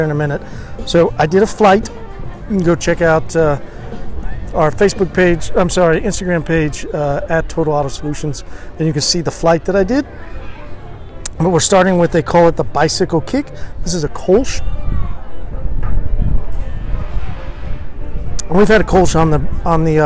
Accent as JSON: {"language": "English", "town": "Tulsa", "region": "Oklahoma", "country": "United States", "tie": "born or raised there", "said": "growing up in Tulsa"}